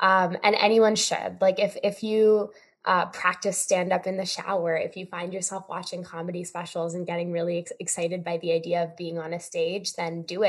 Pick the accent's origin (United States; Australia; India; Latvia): India; No, so I'm Indian, and we do a lot of pujas.